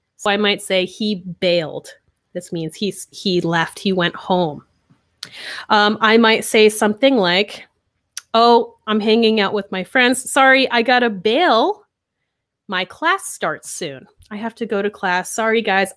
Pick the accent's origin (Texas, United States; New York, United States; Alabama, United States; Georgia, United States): New York, United States; moved away as an adult; I'm from America, I'm from New York, actually, from a small